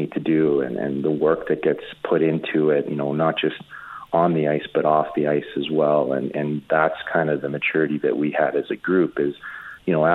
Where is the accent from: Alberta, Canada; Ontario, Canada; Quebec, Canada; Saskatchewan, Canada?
Alberta, Canada; Edmonton; being from Edmonton, playing in front of my hometown